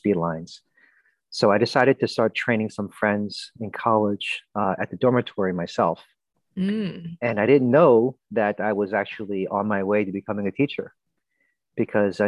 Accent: Philadelphia, Pennsylvania, United States; I grew up in Philadelphia, it was a very tough blue collar city.

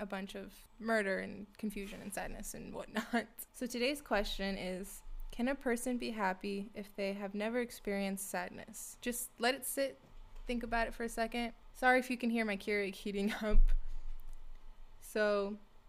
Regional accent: California, United States; moved away as an adult; now in Minnesota, United States; I'm from California, and I just moved to Minnesota for my job.

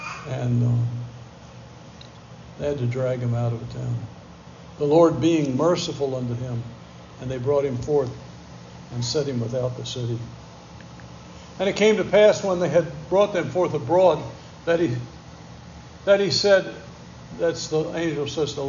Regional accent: Bronx, New York, United States; man, growing up in the Bronx, I'd be afraid to just walk around the Bronx.

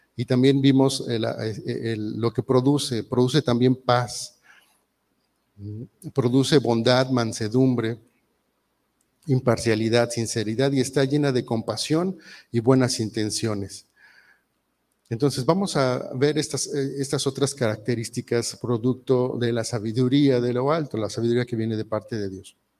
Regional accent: Mexico; muchos mexicanos somos muy mal hablados

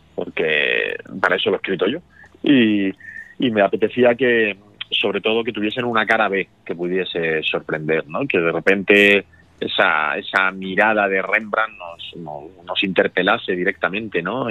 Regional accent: Murcia, Region of Murcia, Spain; soy de Murcia

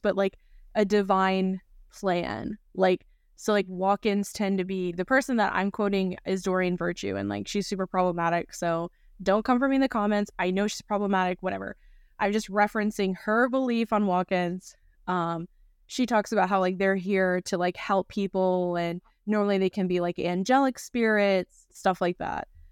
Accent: North Carolina, United States; growing up in North Carolina

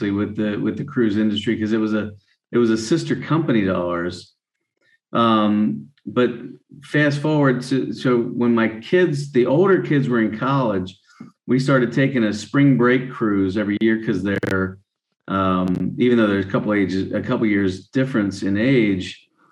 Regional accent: Maryland, United States; moved away; also born or lived in Chalfont, Pennsylvania; I grew up in Maryland

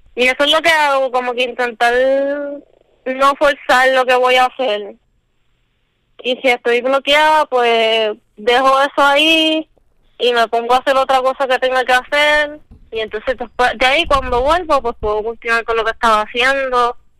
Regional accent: San Lorenzo, Puerto Rico; soy natural de San Lorenzo

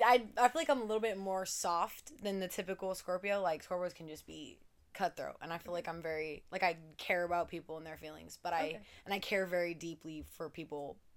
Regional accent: Portland, Oregon, United States; moved away as an adult; now in California, United States; grew up in Portland, Catholic school, all 12 years, baby.

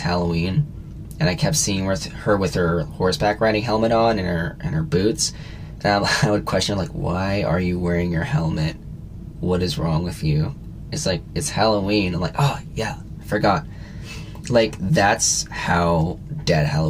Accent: Canada; we're Canadian, we live in Canada

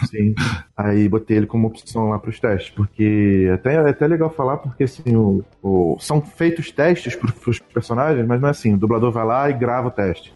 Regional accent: Rio de Janeiro, Brazil; also born or lived in São Paulo; sou do aqui do Rio de Janeiro

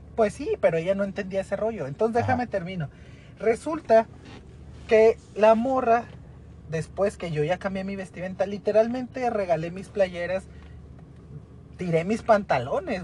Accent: Ciudad Juárez, Chihuahua, Mexico; Somos de Juárez, casi la gran mayoría aquí trabaja en Maquila

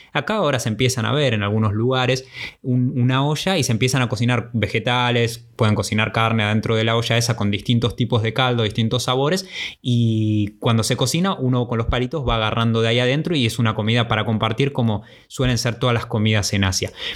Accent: Argentina

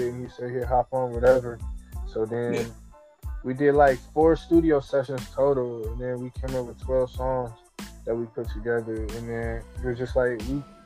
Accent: Cleveland, Ohio, United States; I'm from Cleveland, Ohio

